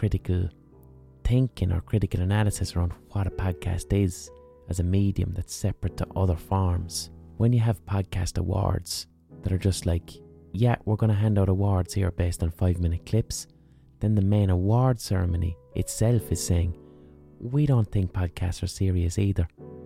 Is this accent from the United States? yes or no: no; Ireland; as Irish people we can be globally overrepresented